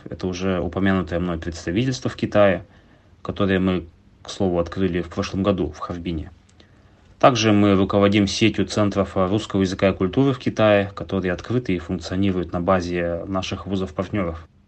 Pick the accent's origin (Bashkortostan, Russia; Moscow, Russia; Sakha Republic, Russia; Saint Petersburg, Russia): Sakha Republic, Russia; Yakutsk; я родился в Якутске, закончил 14 школу